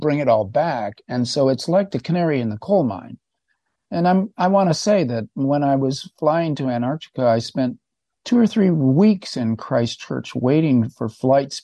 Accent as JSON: {"language": "English", "region": "California", "country": "United States", "said": "being a Californian right now"}